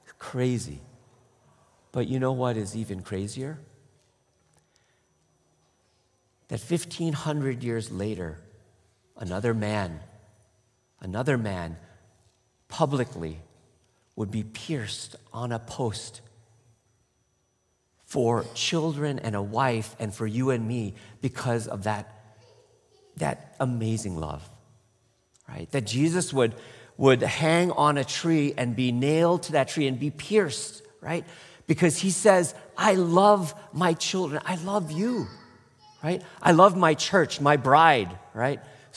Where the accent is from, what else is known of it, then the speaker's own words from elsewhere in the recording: Michigan, United States; also born or lived in Toronto, Canada; And I grew up in Michigan. And Toronto, Canada